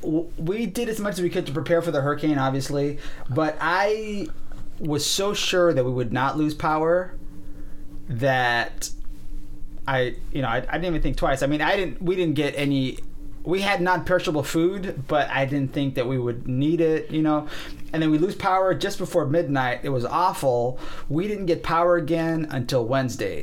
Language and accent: English; South Florida, United States; I grew up in Florida. I grew up in South Florida.